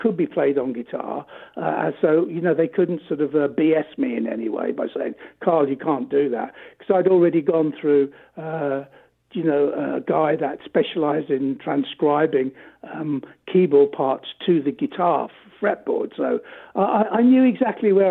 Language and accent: English; England, United Kingdom; we're European English guys